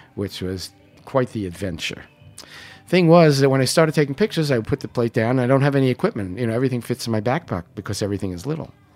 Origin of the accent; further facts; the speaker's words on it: New York City, New York, United States; I was born in Canarsie